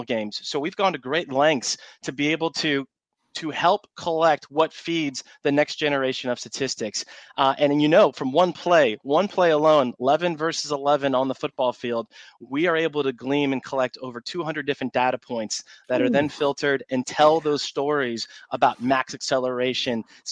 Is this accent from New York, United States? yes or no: no; Cleveland, Ohio, United States; now in Jacksonville Beach, United States; I was born and raised in Cleveland